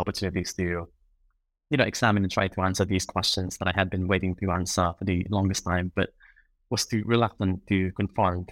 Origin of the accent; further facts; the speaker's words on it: Philippines; I grew up in the Philippines